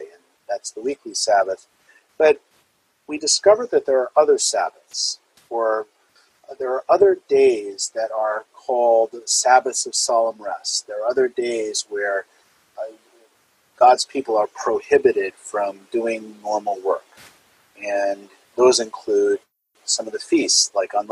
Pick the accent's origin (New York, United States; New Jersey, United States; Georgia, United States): New Jersey, United States; as a child growing up in New Jersey